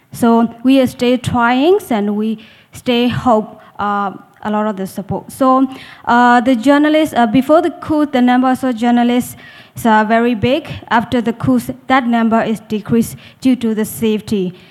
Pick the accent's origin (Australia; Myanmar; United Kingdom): Myanmar; moved away as an adult; now in Thailand; from the Delta News Agency. Um, I am a um, journalist from Myanmar and been in exile uh, nearly two years.